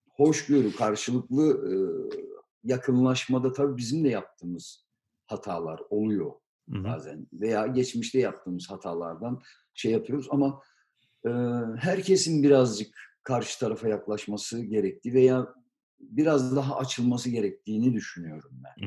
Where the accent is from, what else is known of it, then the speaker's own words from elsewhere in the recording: Turkey; now in Germany; Biz Türkiye'de doğduk, büyüdük